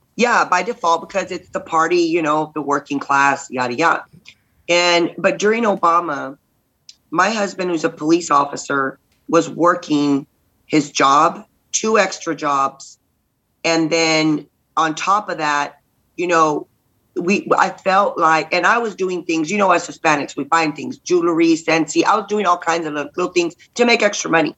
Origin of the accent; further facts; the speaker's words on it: Robstown, Texas, United States; we're from like we're from Robstown, so we're from you know outside of Corpus